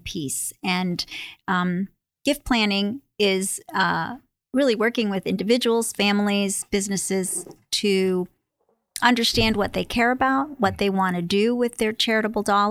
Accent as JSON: {"language": "English", "region": "New York", "country": "United States", "tie": "born or raised there", "moved": "as an adult", "lives_now": "Connecticut, United States", "said": "I'm born and raised in New York and went to UConn for my undergraduate degree"}